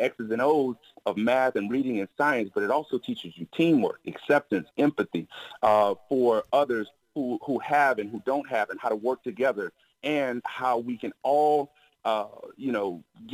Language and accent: English; Miami, Florida, United States; growing up in Miami, the weather was great